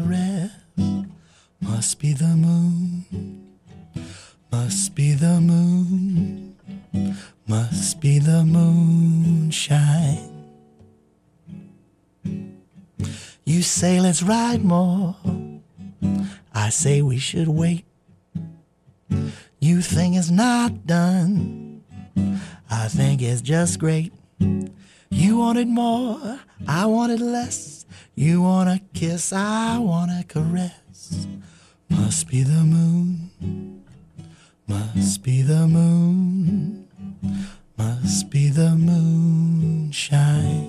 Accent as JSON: {"language": "English", "town": "Winston-Salem", "region": "North Carolina", "country": "United States", "tie": "born or raised there", "lives_now": "Durham, United States", "said": "when I was growing up in Winston"}